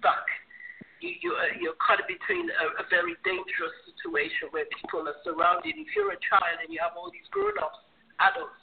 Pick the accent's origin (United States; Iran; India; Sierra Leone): Sierra Leone; now in United Kingdom; I'm from Sierra Leone originally